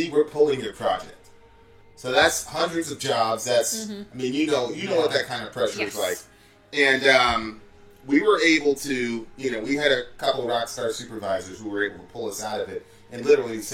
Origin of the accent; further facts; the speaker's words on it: New York City, New York, United States; moved away; also born or lived in Lewiston, Maine / Lexington, Kentucky; I'm from New York City. So I'm from, like, the Bronx, New York.